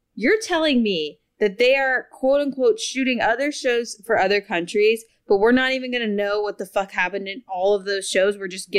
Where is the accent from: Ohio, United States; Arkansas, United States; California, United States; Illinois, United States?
Ohio, United States; Cincinnati; I'm from Cincinnati, and we had Paramount Kings Island.